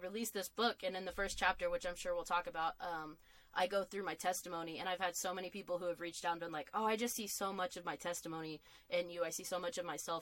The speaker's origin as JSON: {"language": "English", "town": "Lubbock", "region": "Texas", "country": "United States", "tie": "born or raised there", "said": "I grew up in Lubbock, Texas"}